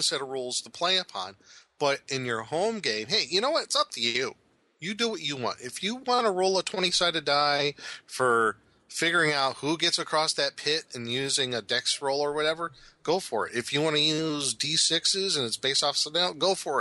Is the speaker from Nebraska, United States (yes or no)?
yes; Omaha, Nebraska, United States; the area where I grew up in Omaha